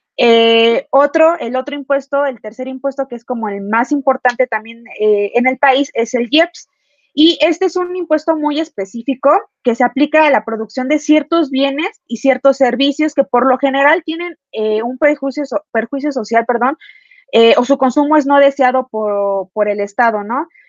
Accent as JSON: {"language": "Spanish", "country": "Mexico", "said": "nosotros como mexicanos"}